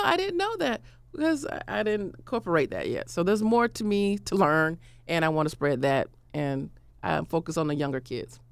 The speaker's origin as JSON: {"language": "English", "region": "Florida", "country": "United States", "said": "I'm from Florida"}